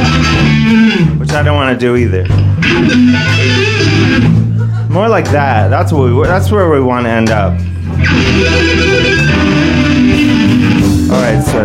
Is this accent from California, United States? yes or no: no; Cleveland, Ohio, United States; moved away; I'm from Cleveland.